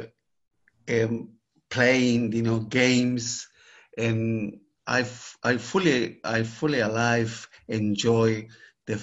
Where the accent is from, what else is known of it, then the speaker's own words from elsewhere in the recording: Santiago, Santiago Metropolitan Region, Chile; moved away; I grew up in Santiago, the capital of Chile.